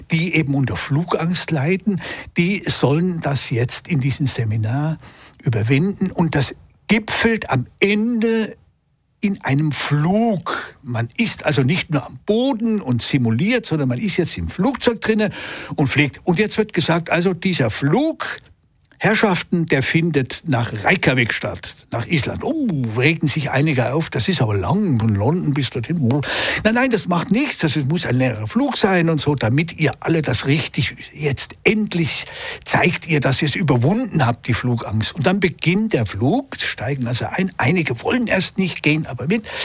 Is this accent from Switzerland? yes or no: yes; Switzerland; auch bei uns in der Schweiz